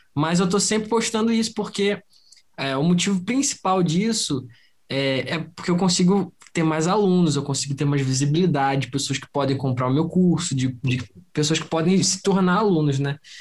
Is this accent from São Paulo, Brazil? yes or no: no; Rio de Janeiro, Brazil; eu sou do Rio de Janeiro